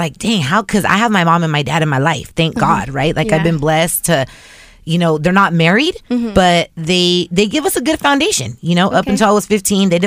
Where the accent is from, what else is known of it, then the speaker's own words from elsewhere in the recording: Inland Empire, California, United States; moved away as an adult; now in Los Angeles, United States; I grew up in the Inland Empire, and then I moved to LA when I turned 18